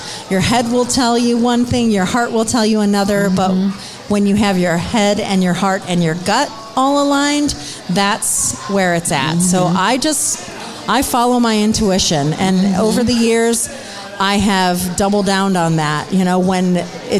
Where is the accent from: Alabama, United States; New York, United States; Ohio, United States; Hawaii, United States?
Ohio, United States; Stow; now in Akron, United States; I grew up in Stowe